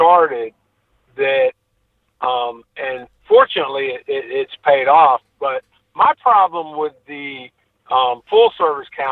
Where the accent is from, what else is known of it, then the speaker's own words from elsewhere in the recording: North Carolina, United States; also born or lived in Birmingham / New England; now in Northwest Florida, United States; I'm originally from North Carolina, but I've lived in Florida, Northwest Florida, most of my adult life